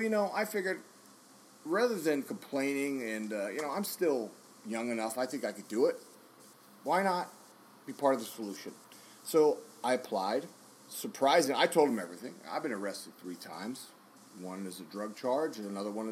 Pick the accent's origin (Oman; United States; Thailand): United States; Dallas, Texas; you and I are from there